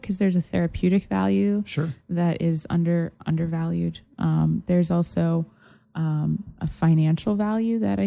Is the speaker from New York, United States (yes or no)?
no; Massachusetts, United States; also born or lived in South Italy; now in Florida, United States; I'm originally from Massachusetts.